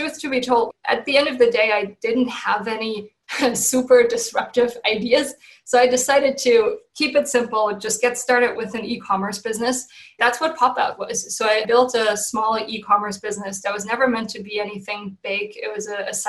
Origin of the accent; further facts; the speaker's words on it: Germany; moved away as an adult; now in San Francisco, United States; I'm originally from Germany.